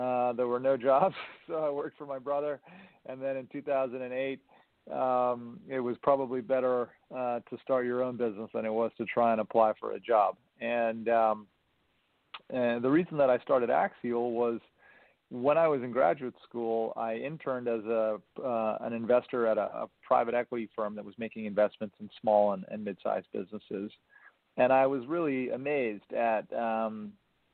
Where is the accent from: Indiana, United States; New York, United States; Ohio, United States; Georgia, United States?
New York, United States; I was born and raised in New York